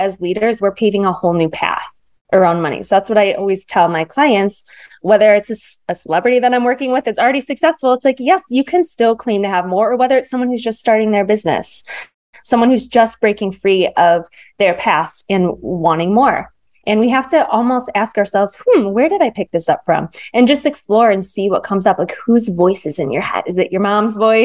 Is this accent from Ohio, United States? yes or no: no; Michigan, United States; now in Manhattan Beach, United States; I grew up in the Midwest. So I live in Los Angeles area now in Manhattan Beach, but I grew up in Michigan.